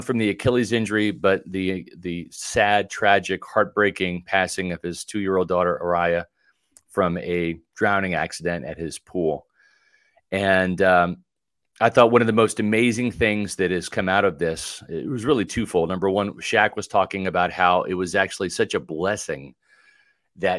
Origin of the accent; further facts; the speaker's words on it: Kansas, United States; now in Florida, United States; I grew up in Kansas, you know, and you had a public pool just with winter and all that.